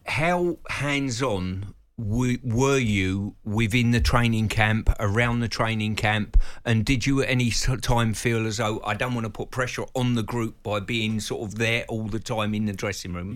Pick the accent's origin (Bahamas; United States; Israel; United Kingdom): United Kingdom; England; we as English fans